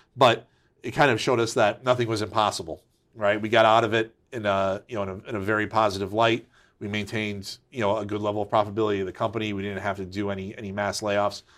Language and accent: English; Waterbury, Connecticut, United States; Yep, so I'm a Connecticut native. Uh, I grew up in Waterbury.